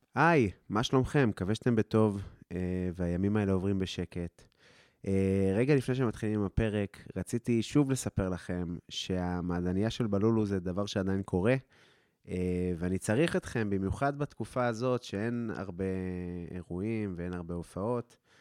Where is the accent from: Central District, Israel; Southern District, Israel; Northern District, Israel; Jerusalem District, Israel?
Northern District, Israel; Afula; also born or lived in London, United Kingdom / India; אני מעפולה